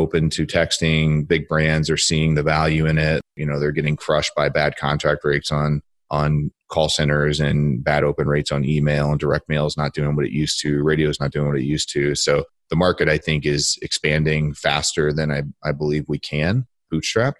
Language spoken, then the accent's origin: English; Akron, Ohio, United States; I'm from Akron, Ohio.